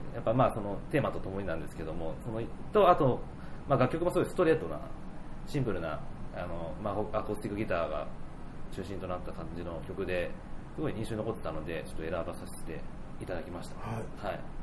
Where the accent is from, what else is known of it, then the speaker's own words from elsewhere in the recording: Kanagawa, Japan; 自分もその、神奈川なんで